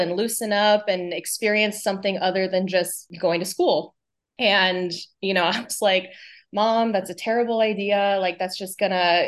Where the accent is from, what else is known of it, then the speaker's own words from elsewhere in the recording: California, United States; moved away as an adult; also born or lived in Los Angeles; So born and raised in California, very international, kind of mixed up culturally family.